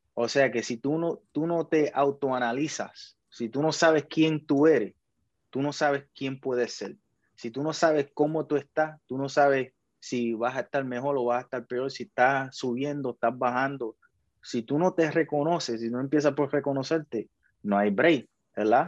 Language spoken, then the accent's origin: Spanish; Puerto Rico; Puerto Rico es un país de que se, se engaña a sí mismo pensando que somos mejores